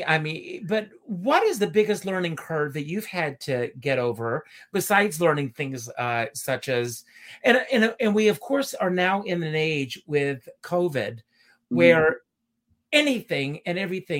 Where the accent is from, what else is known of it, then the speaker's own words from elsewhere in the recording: Myrtle Beach, South Carolina, United States; moved away; I grew up in Myrtle Beach, South Carolina, and I worked in an amusement park.